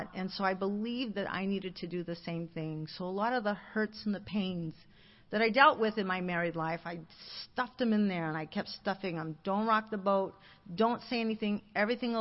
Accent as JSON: {"language": "English", "town": "Alhambra", "region": "California", "country": "United States", "tie": "born or raised there", "said": "I grew up in Alhambra, a very small little town"}